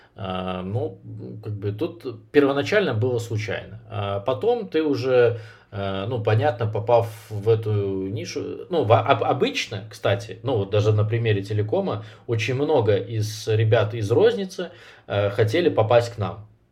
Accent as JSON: {"language": "Russian", "region": "Minsk", "country": "Belarus", "said": "я сам из Минска"}